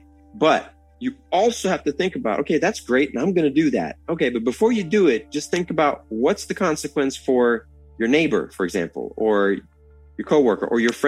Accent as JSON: {"language": "English", "country": "United States", "lives_now": "Norway", "said": "the main thing I've noticed about being American in Norway is the change from it being a positive to a negative."}